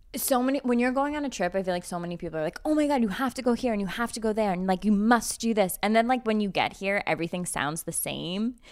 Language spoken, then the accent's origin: English; United States; as an American